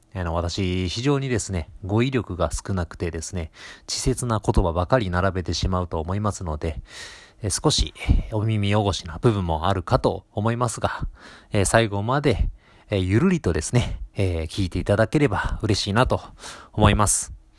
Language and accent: Japanese; Kobe, Hyogo, Japan; moved away as an adult; now in Ishikawa, Japan; 私元々ですね、あの、生まれも育ちも、あの、神戸市、えー、西区っていうところでございまして